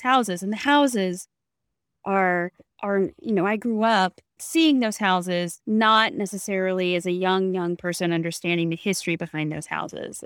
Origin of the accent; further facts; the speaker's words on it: Natchez, Mississippi, United States; I am from Natchez